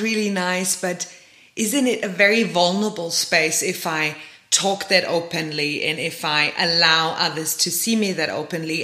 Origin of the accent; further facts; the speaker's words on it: Germany; now in South Africa; I come from Germany